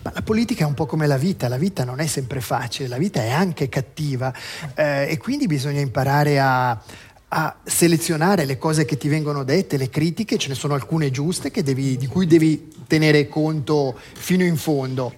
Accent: Lugano, Ticino, Switzerland; io sono nato a Lugano, vivo a Lugano

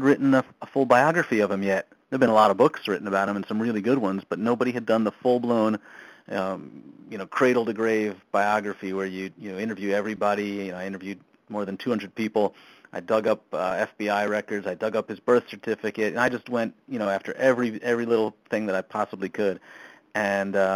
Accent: Spring Valley, New York, United States; also born or lived in Brooklyn, New York; we moved to up to Spring Valley, that area, Rockland County.

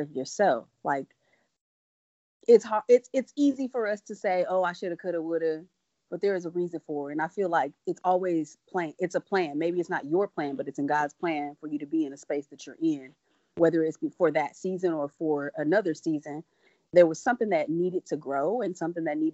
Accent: Midwest, United States; us from the Midwest

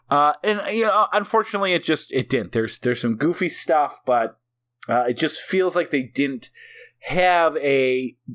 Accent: New Zealand; I process this a little differently because I'm actually from New Zealand.

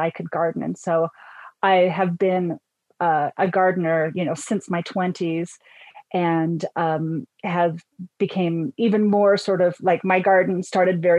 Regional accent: Northern Utah, United States; now in Colorado, United States; I'm actually originally from Northern Utah, but I will say that the inner Mountain West is my home

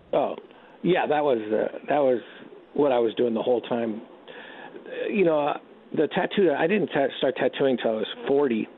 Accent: Redwood City, California, United States; also born or lived in Canoga Park, California; I'm actually born in Canoga Park, but when we were seven, the family moved to uh, Northern California, and we grew up in Redwood City, about 25 miles south of San Francisco

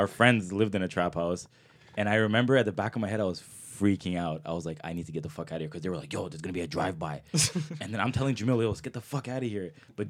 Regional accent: Toronto, Ontario, Canada; Because growing up, I grew up in Scarborough.

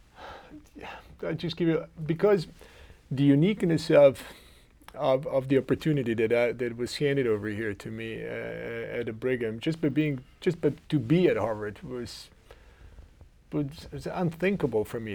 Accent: Zagreb, City of Zagreb, Croatia; English is a second language; moved away as an adult; now in Cleveland, United States; I come from uh, Zagreb, Croatia, and I grew up with, uh, uh, with my uh, immediate family.

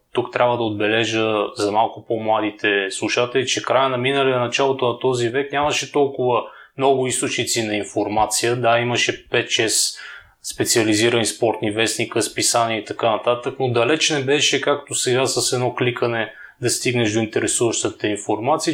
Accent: Bulgaria; also born or lived in Zagreb, Croatia; съм българин

